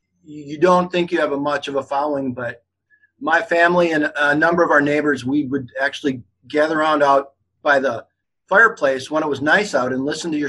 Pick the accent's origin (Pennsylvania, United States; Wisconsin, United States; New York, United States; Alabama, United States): Wisconsin, United States; Menasha; also born or lived in Lakewood, Wisconsin / Eau Claire, Wisconsin / Milwaukee, Wisconsin; I grew up in Menasha in the Fox Valley and further on up north in Lakewood.